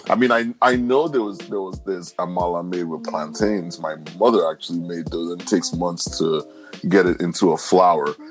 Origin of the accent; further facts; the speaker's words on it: Nigeria; moved away; as a Nigerian